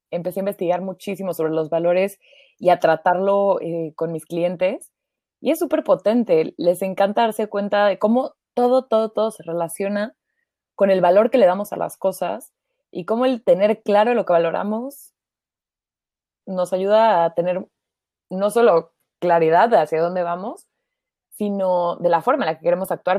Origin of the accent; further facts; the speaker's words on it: Mexico; now in Germany; soy mexicana